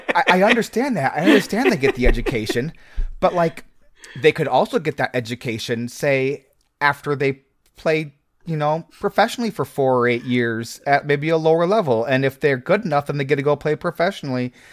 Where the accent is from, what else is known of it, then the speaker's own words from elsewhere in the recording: Nebraska, United States; I grew up in Nebraska